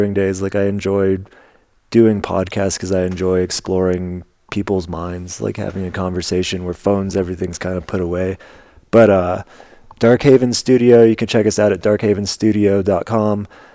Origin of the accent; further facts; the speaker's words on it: Albuquerque, New Mexico, United States; growing up in Albuquerque and having Carlos Condit and Holly Holm